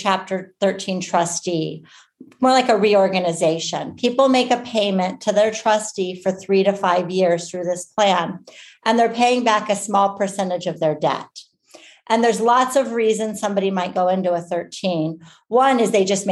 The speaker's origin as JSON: {"language": "English", "region": "Arizona", "country": "United States", "also_born_or_lived": "Michigan / Maryland", "moved": "as an adult", "said": "I'm originally from Arizona, but when I went to law school, I moved to Michigan for law school"}